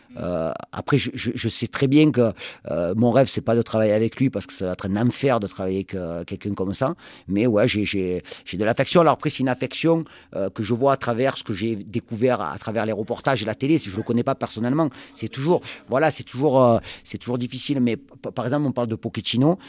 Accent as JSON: {"language": "French", "town": "Marseille", "region": "Provence-Alpes-Côte d'Azur", "country": "France", "tie": "born or raised there", "moved": "yes", "lives_now": "Pau, France", "said": "moi, en tant que Marseillais"}